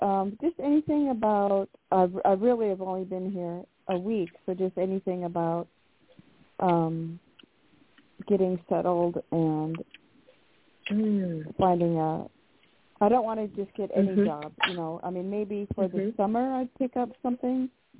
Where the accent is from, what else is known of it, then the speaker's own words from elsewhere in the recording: Silverdale, Washington, United States; now in Spokane, United States; Well, I am from Silverdale, but living on the east side. I live in Spokane.